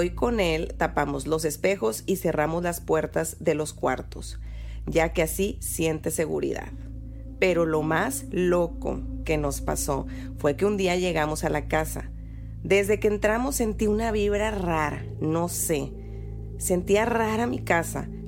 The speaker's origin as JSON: {"language": "Spanish", "region": "Nuevo León", "country": "Mexico", "said": "pura grosería porque soy regia."}